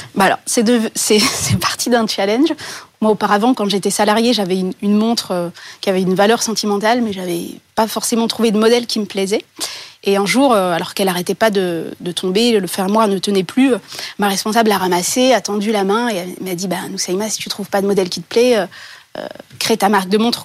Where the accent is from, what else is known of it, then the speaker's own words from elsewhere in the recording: Bourgogne-Franche-Comté, France; ma région d'origine, la Franche-Comté